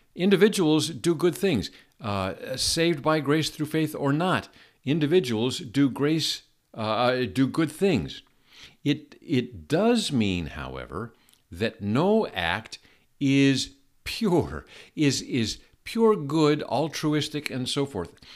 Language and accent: English; Seattle, Washington, United States; I grew up in Seattle.